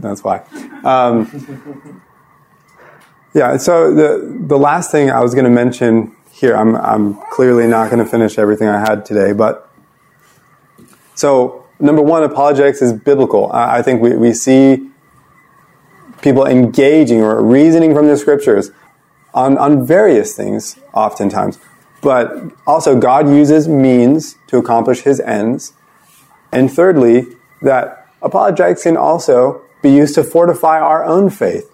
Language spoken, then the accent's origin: English; United States; I'm only a Christian because I was born in America